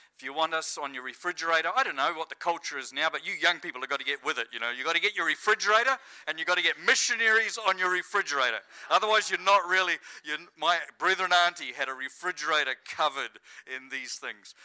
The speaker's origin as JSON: {"language": "English", "country": "New Zealand", "moved": "as an adult", "lives_now": "Estonia", "said": "I'm kind of feeling at home as a Kiwi"}